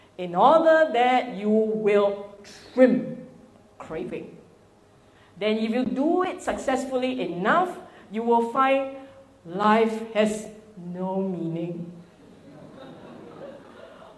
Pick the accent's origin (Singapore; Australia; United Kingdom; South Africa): Singapore